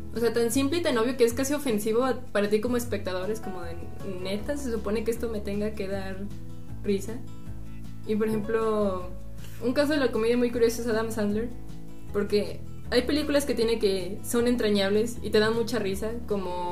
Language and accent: Spanish; Mexico; como mexicano